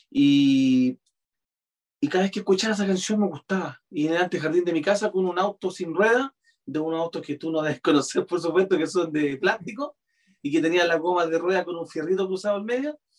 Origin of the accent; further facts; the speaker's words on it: Concepción, Biobío, Chile; moved away; also born or lived in Santiago, Chile / Valparaíso Region, Chile; soy de Conce